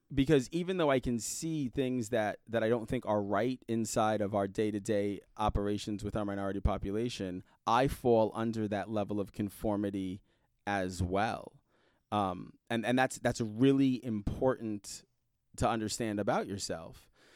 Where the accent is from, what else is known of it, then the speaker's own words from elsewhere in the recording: New York City, New York, United States; also born or lived in Indianapolis, Indiana; now in Fishers, United States; I grew up in Brooklyn, New York, Um, and I grew up in the Red Hook section of Brooklyn